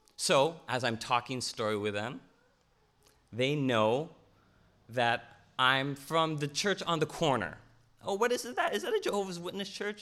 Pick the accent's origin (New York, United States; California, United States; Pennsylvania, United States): California, United States; Loma Linda; also born or lived in Glendale; I was born in Glendale, and I grew up in a place called Loma Linda